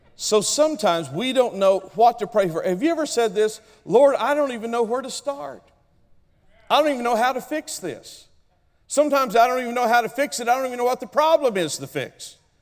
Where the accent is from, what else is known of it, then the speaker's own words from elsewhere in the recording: Oklahoma, United States; I come from Oklahoma. I'm an original redneck from Oklahoma